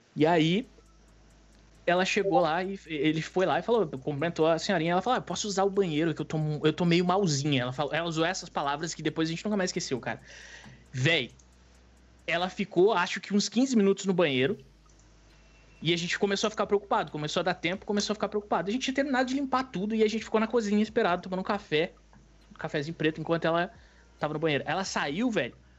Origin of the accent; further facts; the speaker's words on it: Rio Grande do Sul, Brazil; Sou do Rio Grande do Sul